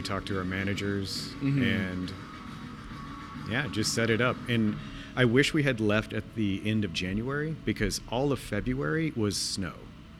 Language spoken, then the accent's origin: English; El Campo, Texas, United States; moved away as an adult; also born or lived in El Paso; now in Los Angeles, United States; my hometown. I grew up in a town called El Campo.